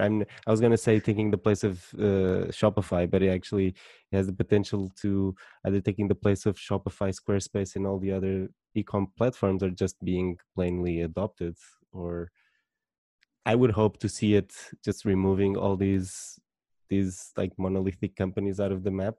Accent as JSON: {"language": "English", "country": "Portugal", "said": "I'm from Portugal"}